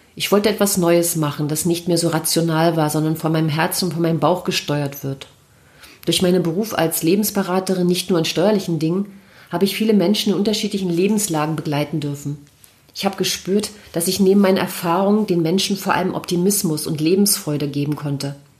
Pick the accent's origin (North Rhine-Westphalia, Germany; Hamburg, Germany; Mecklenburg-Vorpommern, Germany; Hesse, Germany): Mecklenburg-Vorpommern, Germany; moved away as an adult; now in Berlin, Germany; Ich habe meine Heimat Mecklenburg und meinen Partner verlassen und bin nach Berlin gezogen